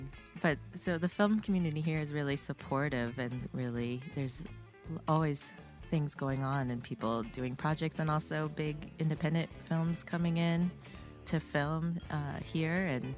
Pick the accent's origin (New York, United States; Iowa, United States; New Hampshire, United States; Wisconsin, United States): Iowa, United States; Fairfield; born or raised there; moved away as an adult; also born or lived in Connecticut / Berkeley, California / Los Angeles, California; now in Missoula, United States